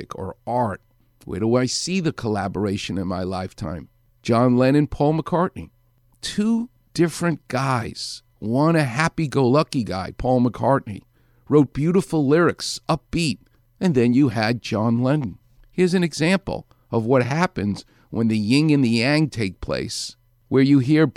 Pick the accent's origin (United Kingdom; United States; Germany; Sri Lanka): United States; New York City, New York; moved away as an adult; now in Los Angeles, United States; I'm from Far Rockaway